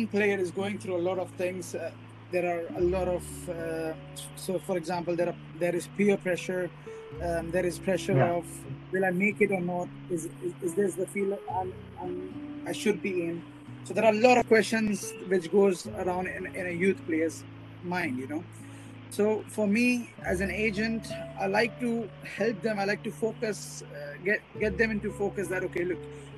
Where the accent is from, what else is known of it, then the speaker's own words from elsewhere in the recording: India; I'm an Indian and I'm proud of being an Indian